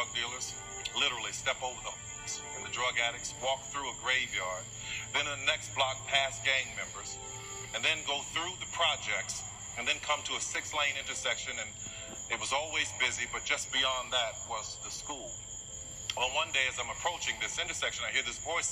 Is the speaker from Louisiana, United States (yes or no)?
yes; New Orleans, Louisiana, United States; I grew up in New Orleans.